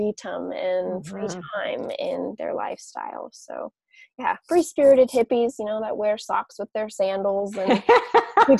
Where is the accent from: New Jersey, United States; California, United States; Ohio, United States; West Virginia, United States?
California, United States; Southern; also born or lived in Las Vegas; I was born and raised in Southern California